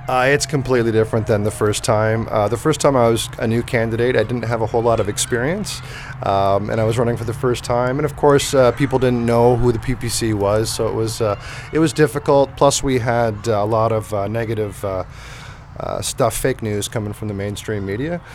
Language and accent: English; Canada; growing up in Canada